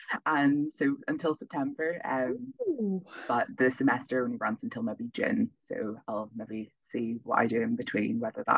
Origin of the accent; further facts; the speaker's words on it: Northern Ireland, United Kingdom; moved away as an adult; also born or lived in Belfast; now in Leuven, Belgium; I'm from Northern Ireland and I study at Queen's University Belfast.